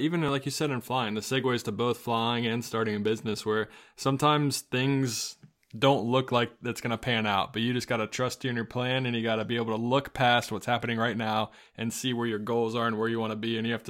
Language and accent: English; Charlotte, North Carolina, United States; Charlotte's my hometown.